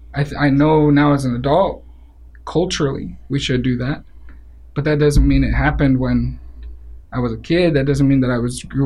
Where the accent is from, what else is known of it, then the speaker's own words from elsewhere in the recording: Phoenix, Arizona, United States; also born or lived in East Los Angeles, California; I was born in East LA. I was raised from the fourth grade in Phoenix, Arizona. My parents on both sides of my family have been here for at least four generations. You know, in Arizona, we've been here for eight generations.